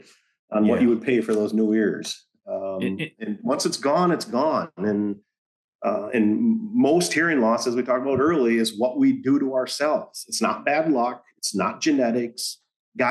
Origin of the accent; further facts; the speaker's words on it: Michigan, United States; moved away; I was born and raised in Michigan